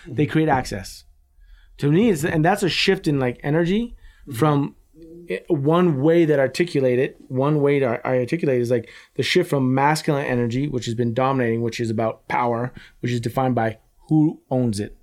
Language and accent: English; United States; as an American